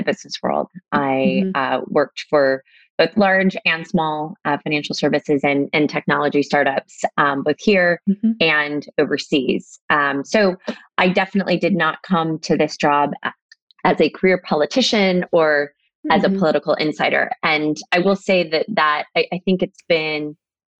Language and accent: English; La Mesa, California, United States; moved away as an adult; also born or lived in Laguna Beach, California; I grew up in La Mesa, and was born and raised there